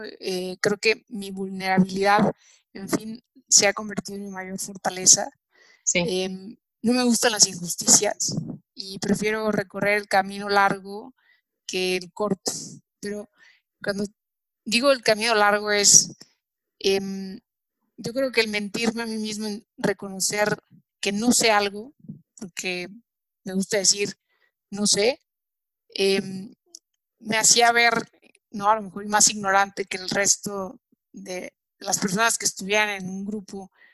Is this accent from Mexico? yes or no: yes; Mexico; como mexicanos